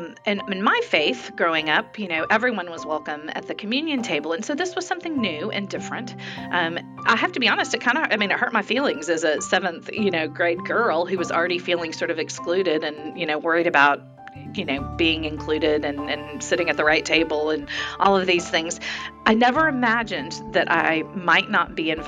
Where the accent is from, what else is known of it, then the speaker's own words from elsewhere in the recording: Dallas, Texas, United States; growing up in Dallas